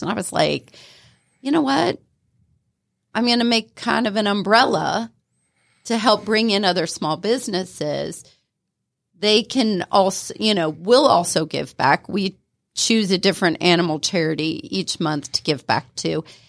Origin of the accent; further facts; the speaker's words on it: Ohio, United States; moved away as an adult; also born or lived in Florida; now in Atlanta, United States; I grew up in Ohio